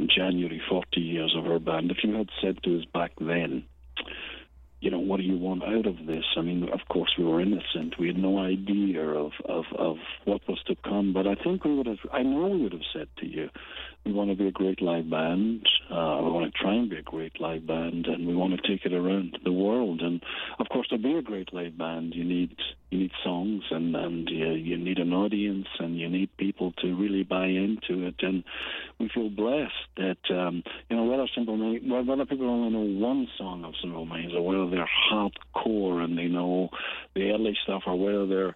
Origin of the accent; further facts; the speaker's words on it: Glasgow, Scotland, United Kingdom; When we grew up in Glasgow in the 60s, 70s, it was a bit down on its heel